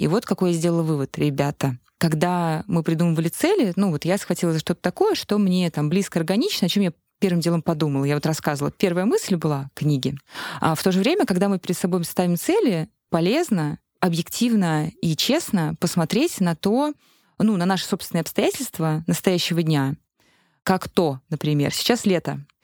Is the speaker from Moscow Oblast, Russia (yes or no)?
yes; Khimki, Moscow Oblast, Russia; moved away; я сама из Химок, но теперь там не живу.